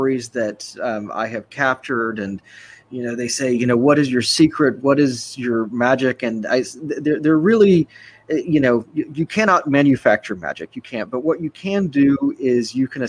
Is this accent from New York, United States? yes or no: no; Austin, Texas, United States; my hometown of Austin, it's changed immeasurably since I was a kid